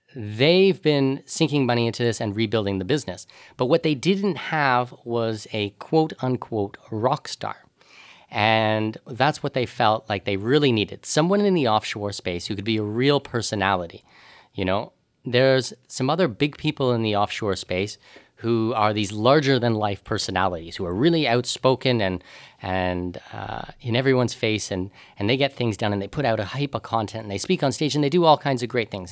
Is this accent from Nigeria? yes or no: no; Canada; moved away; also born or lived in Panama / Middle East; as a Canadian, I'm a non-resident of Canada